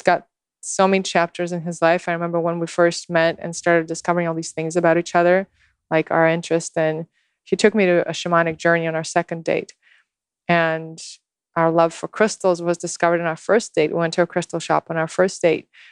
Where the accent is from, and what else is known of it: Moscow, Russia; born or raised there; English is a second language; moved away as an adult; also born or lived in Houston, Texas / New York